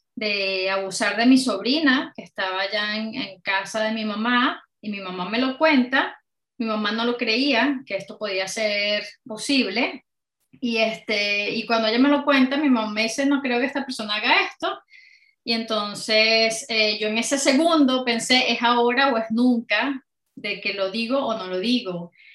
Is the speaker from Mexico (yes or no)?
no; Caracas, Capital District, Venezuela; moved away as an adult; now in United Kingdom; una chica venezolana, eh, soy de Caracas y bueno, llevo ya más de 14 años fuera de Venezuela, pero aquí en el Reino Unido